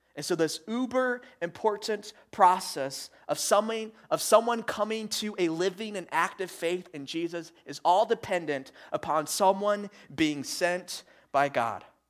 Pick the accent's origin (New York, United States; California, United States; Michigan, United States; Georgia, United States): Michigan, United States; moved away; growing up, up in Michigan, uh, with my family